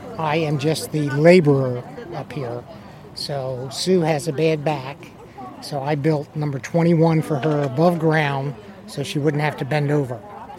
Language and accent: English; East Coast, United States; now in Fremont, United States; I grew up on the East Coast. It's totally different on the East Coast.